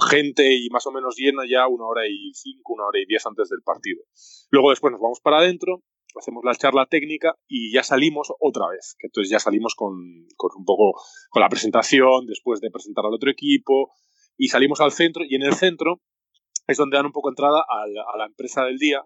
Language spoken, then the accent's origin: Spanish; Spain; moved away as an adult; now in Japan; soy el primer jugador español en jugar en Japón